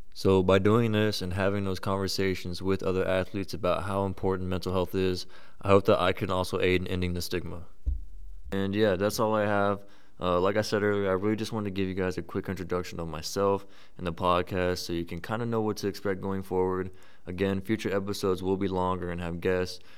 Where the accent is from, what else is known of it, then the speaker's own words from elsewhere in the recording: Frisco, Texas, United States; moved away as an adult; now in Worcester, United States; I'm actually originally from Frisco, Texas, which is about fifteen hundred miles away, so I'm a little far from home